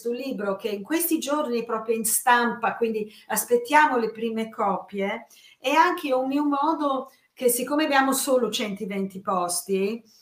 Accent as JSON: {"language": "Italian", "region": "England", "country": "United Kingdom", "said": "io essendo inglese, questo è un tratto molto importante"}